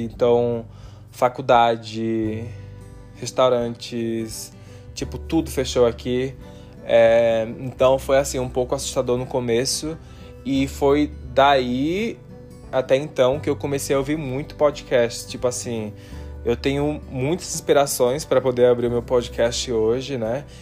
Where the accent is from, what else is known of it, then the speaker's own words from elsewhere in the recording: Maceió, Alagoas, Brazil; now in Utah, United States; eu sou nordestino, amo o Nordeste, sou de Maceió, Alagoas